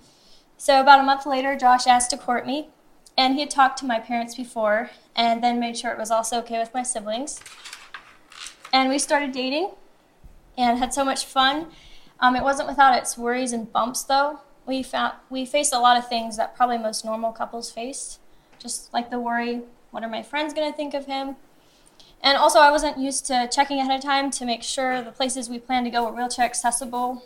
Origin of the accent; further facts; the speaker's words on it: Seymour, Missouri, United States; I'm originally from Seymour, Missouri, which is about an hour away from Somersville, Missouri, which is where we now live.